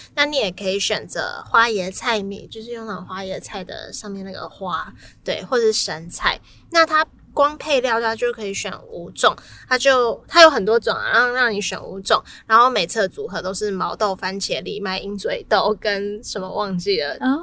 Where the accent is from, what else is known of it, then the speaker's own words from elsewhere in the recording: Taiwan; 我台湾人